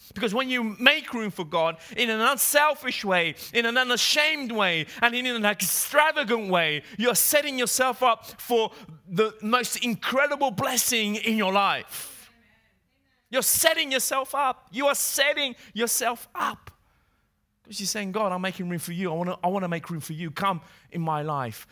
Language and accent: English; England, United Kingdom; accent: English; moved away as an adult; now in Italy; when I moved from England, from Great Britain, where I used to live, hence my English accent, to Italy